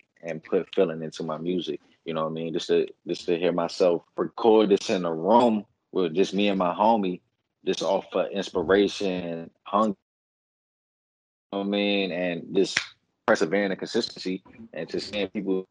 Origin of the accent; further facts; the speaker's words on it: Washington, District of Columbia, United States; now in California, United States; live from the district, man. DMV stand up.